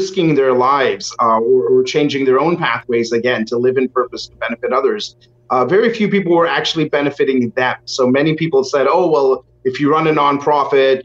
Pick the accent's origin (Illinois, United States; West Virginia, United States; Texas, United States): Texas, United States; Houston; I was born and brought up in Houston